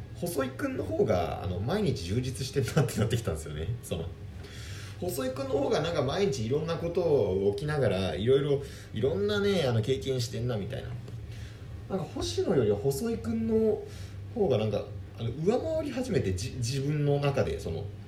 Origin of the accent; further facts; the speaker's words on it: Tokyo, Japan; 僕ら東京の出身なんですけど